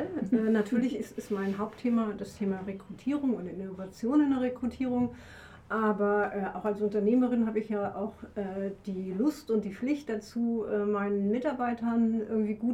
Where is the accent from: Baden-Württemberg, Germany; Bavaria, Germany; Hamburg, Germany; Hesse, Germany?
Hamburg, Germany; also born or lived in Dresden; now in Leipzig, Germany; ich bin schon 57, Babyboomerin, gebürtige Hamburgerin, merkt man manchmal ähm, war Leipzigerin seit über 20 Jahren. Vorher habe ich in Dresden gelebt. Also man kann schon sagen, ich bin so ein bisschen eingesächselt.